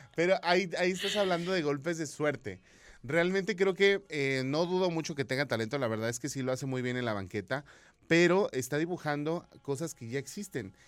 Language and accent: Spanish; Mexico; como buen mexicano decimos